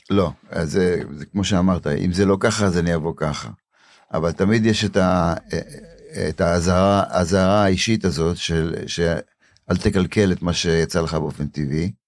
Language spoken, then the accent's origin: Hebrew; Warsaw, Masovian Voivodeship, Poland; now in Israel; בוורשה הייתי יושב מתחת לפסנתר בתור ילד, בן שלוש, ארבע